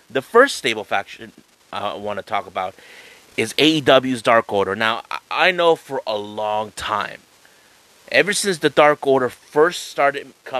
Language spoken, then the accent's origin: English; San Diego, California, United States; I'm from San Diego.